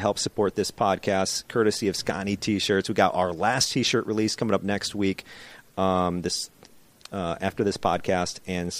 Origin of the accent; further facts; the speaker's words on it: southern Minnesota, United States; I'm from southern Minnesota.